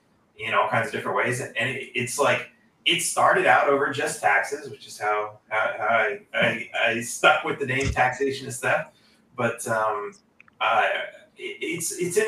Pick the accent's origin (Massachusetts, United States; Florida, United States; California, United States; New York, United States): California, United States; now in Texas, United States; growing up in California